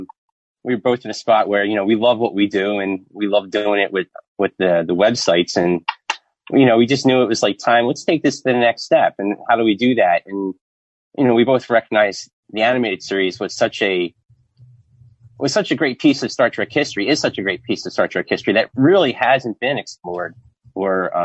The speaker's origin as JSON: {"language": "English", "town": "Philadelphia", "region": "Pennsylvania", "country": "United States", "tie": "born or raised there", "said": "Growing up in Philadelphia"}